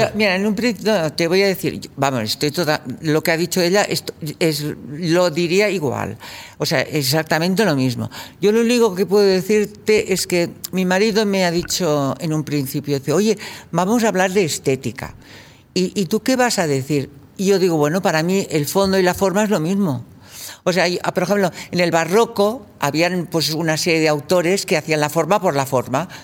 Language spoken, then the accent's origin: Spanish; Catalonia, Spain; moved away as an adult; yo venía de Cataluña